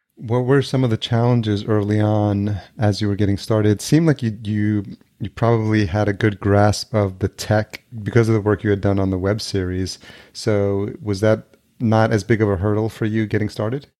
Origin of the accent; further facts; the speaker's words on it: Yonkers, New York, United States; also born or lived in El Salvador; Born in El Salvador, but grew up in Yonkers, and I lived there most of my life